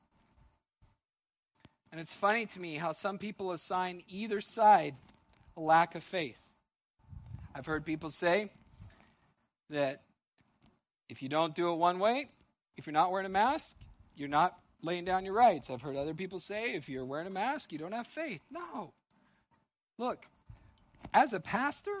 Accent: United States; as an American

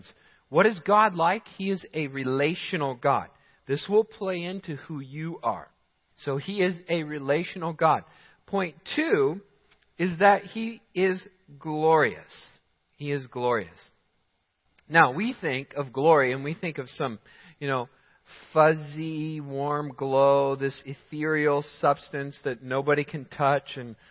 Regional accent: South Carolina, United States; now in Michigan, United States; I was born in South Carolina

